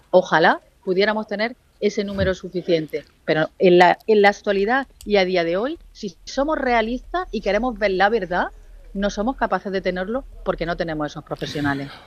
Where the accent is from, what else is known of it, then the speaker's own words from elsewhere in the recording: Andalusia, Spain; nosotros como andaluces